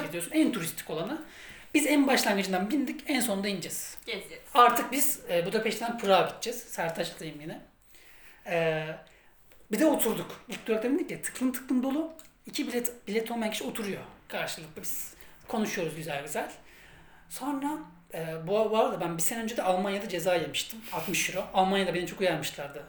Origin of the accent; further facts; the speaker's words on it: Turkey; ben Türk'üm